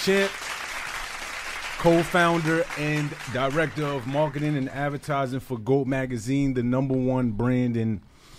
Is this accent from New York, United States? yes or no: yes; New York City, New York, United States; I'm from Brooklyn. Mm-hmm. Brooklyn, New York, by way of Red Hook, Gowanus, Park Slope, South Brooklyn. Mm-hmm. Those areas, that's where I grew up